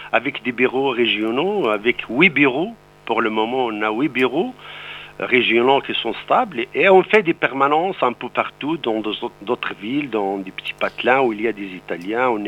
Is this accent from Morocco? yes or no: yes; Morocco; French is a second language; moved away as an adult; also born or lived in Montpellier, France; now in Italy; moi, je suis, je suis d'origine euh, marocaine. Je suis né au Maroc sur les montagnes de l'Atlas. J'ai fait l'université au Maroc